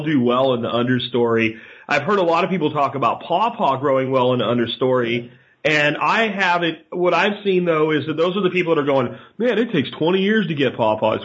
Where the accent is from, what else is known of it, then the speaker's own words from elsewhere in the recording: Pennsylvania, United States; moved away; I grew up in Pennsylvania, you get those really cold winters